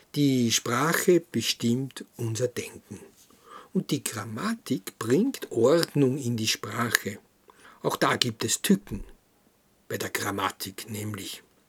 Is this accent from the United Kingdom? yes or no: no; Krems, Lower Austria, Austria; In unserem Haus, wo ich groß geworden bin, in Krems, in der Schillerstraße